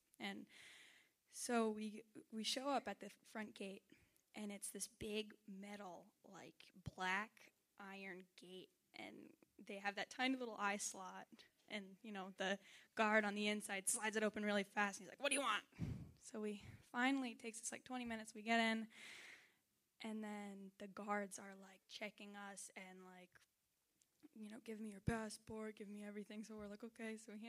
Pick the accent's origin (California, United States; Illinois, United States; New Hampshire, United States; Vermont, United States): New Hampshire, United States; here I am coming from New Hampshire, which is a really pretty nice place, and going to Honduras where there's trash in the rivers